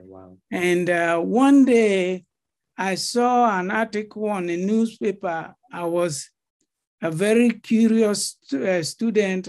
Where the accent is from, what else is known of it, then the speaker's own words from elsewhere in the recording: Benue, Nigeria; moved away as an adult; now in Atlanta, United States; I'm from Benue. Right. I've come to represent my state at a competition